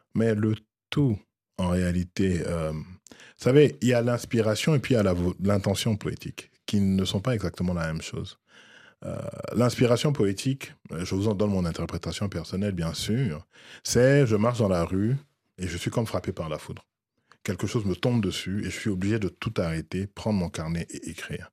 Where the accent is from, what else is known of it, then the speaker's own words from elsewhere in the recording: Abidjan, Côte d’Ivoire; moved away; j'ai quitté la Côte d'Ivoire relativement tôt